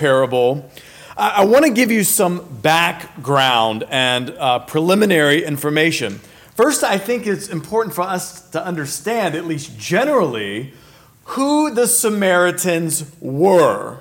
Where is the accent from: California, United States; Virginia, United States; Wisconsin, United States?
Virginia, United States; I grew up in Virginia, so there wasn't much of a desert